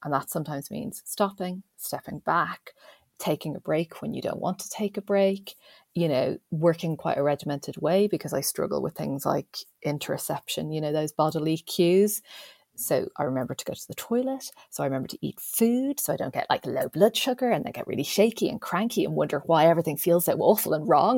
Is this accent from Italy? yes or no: no; Ireland; me being Irish